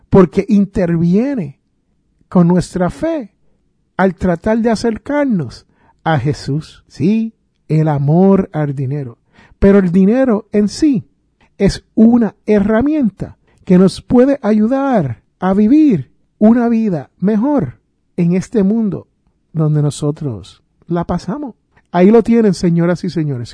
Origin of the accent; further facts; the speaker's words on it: Jersey City, New Jersey, United States; moved away; yo originalmente soy de Jersey City, New Jersey